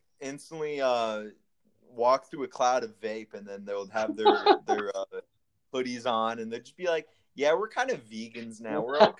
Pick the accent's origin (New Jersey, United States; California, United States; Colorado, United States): California, United States; the Bay Area; I'm from the Bay, dude.